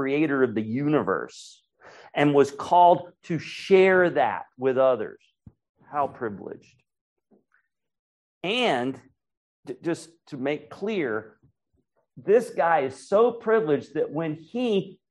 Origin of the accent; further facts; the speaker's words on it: Raleigh, North Carolina, United States; now in Asheville, United States; I'm up in Asheville, and I grew up in Raleigh